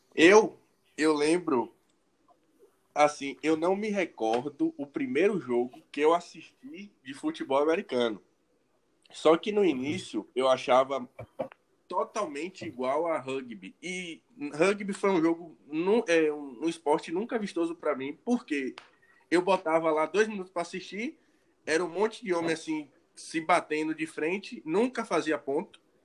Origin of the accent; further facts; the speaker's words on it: Bahia, Brazil; eu sou baiano